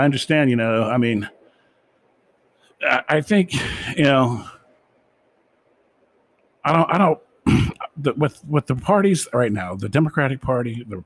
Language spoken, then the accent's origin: English; United States; as an American myself